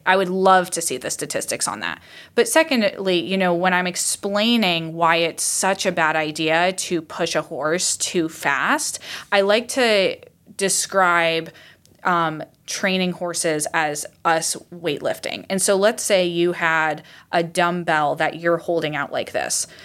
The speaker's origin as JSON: {"language": "English", "region": "Iowa", "country": "United States", "tie": "born or raised there", "said": "I grew up in Iowa"}